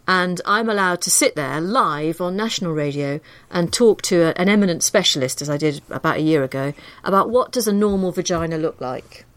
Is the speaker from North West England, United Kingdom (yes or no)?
yes; Liverpool, North West England, United Kingdom; moved away as an adult; I grew up in Liverpool